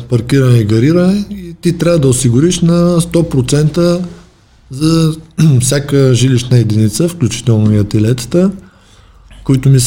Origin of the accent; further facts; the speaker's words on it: Dobrich, Dobrich Province, Bulgaria; съм от Добрич